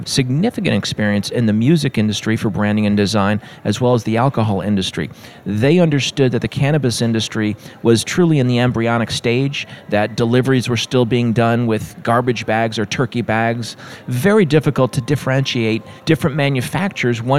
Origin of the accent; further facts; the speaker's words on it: California, United States; I'm from California